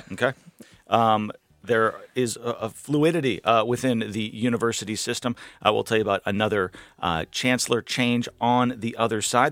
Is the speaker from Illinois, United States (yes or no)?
no; Massachusetts, United States; now in North Carolina, United States; I grew up in Massachusetts